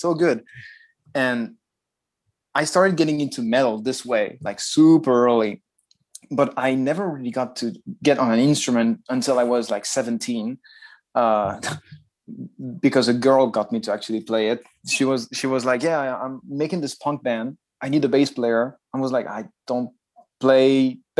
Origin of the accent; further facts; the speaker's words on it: Nice, Provence-Alpes-Côte d'Azur, France; moved away as an adult; now in Japan; from my hometown, from Nice